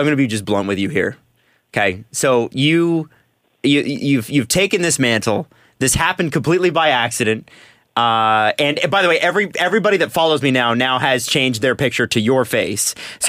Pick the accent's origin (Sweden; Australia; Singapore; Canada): Canada; Toronto, Ontario; I'm from Scarborough originally.